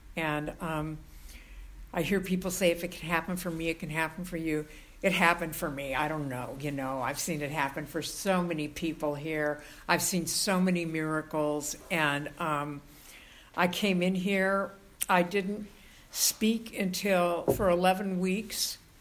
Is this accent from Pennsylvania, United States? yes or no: no; Southern California, United States; moved away as an adult; now in San Francisco, United States; I was born in Southern California and I knew I did not belong there